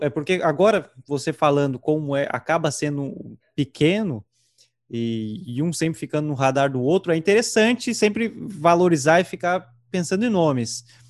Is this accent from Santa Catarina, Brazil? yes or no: yes; Santa Catarina, Brazil; also born or lived in Rio Grande do Sul; eu nasci no Rio Grande do Sul, mas vim com meses aqui para Santa Catarina